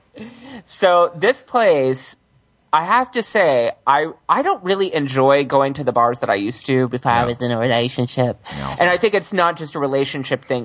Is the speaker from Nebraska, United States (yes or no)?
no; Houston, Texas, United States; moved away; I grew up in Houston